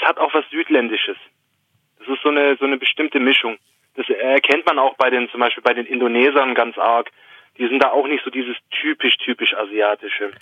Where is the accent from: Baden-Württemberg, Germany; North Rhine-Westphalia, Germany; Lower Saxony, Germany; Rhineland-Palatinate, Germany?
Baden-Württemberg, Germany; Swabia; accent: Swabian; dann kommt das Schwäbische schon ein bisschen raus